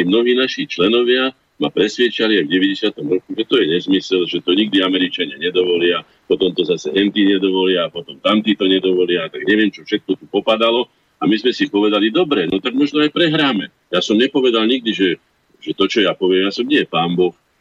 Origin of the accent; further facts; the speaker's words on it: Slovakia; Takisto som Slovák